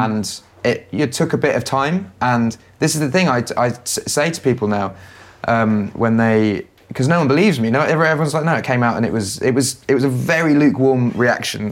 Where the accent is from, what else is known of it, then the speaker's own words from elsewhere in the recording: England, United Kingdom; I'm, I'm English